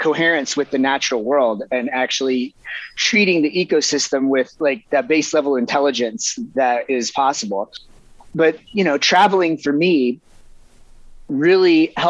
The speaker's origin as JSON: {"language": "English", "region": "Eastern North Carolina", "country": "United States", "tie": "born or raised there", "moved": "yes", "said": "I grew up in Eastern North Carolina."}